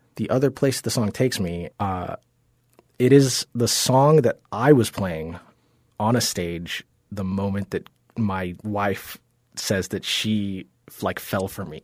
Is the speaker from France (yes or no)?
no; Georgia, United States; also born or lived in Jamaica; when I was maybe seven or eight, we moved to Georgia